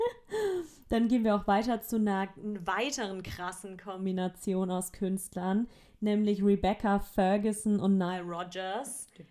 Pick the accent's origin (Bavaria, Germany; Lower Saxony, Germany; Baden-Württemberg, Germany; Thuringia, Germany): Baden-Württemberg, Germany; bei uns in, in Baden-Württemberg